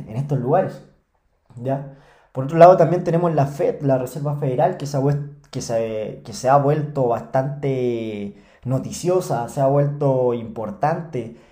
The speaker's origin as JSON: {"language": "Spanish", "country": "Chile", "said": "yo soy chileno. Eh, acá en Chile"}